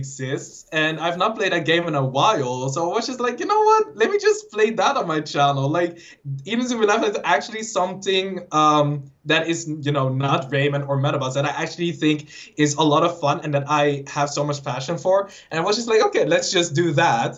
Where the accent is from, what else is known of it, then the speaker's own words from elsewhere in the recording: Netherlands; I'm Dutch.